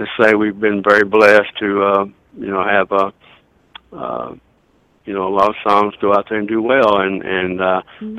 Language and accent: English; Lower Arkansas, United States; I grew up down in Lower Arkansas